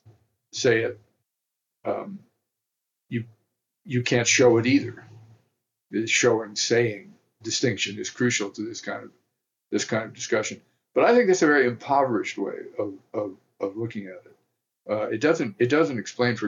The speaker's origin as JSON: {"language": "English", "region": "the South", "country": "United States", "said": "I come from the South"}